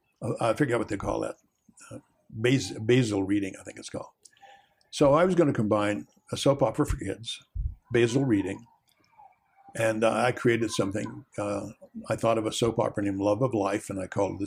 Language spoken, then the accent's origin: English; West Virginia, United States; my growing up in West Virginia in a bucolic kind of rural place